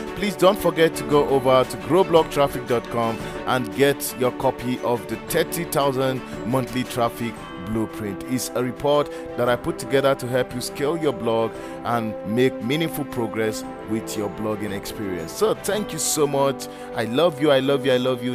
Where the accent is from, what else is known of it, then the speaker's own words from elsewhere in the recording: Nigeria; I am a Nigerian